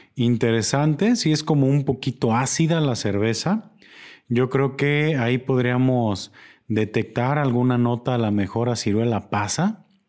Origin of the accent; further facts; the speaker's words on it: Mexico; como mexicanos